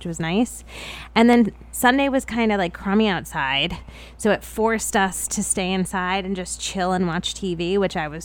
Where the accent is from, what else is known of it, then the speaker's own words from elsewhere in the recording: New York, United States; being a New Yorker in Colorado